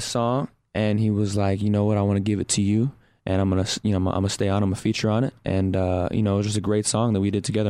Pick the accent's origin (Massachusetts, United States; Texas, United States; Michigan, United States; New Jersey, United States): Texas, United States; I'm from Texas. I got to throw those Texas roots in there.